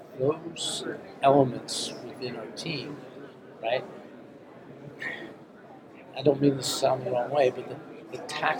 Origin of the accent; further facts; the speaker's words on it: Westport, Connecticut, United States; when I was a youth player growing up in Westport, Connecticut